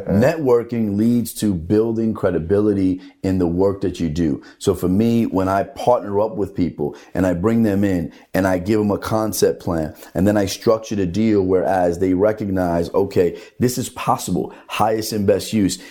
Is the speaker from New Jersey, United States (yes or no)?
yes; Hoboken, New Jersey, United States; growing up in the Hoboken Housing Authority